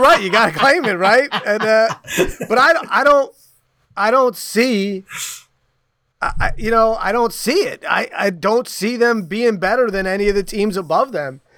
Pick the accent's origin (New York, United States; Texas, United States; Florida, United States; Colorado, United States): New York, United States; now in Portland, United States; I grew up in New York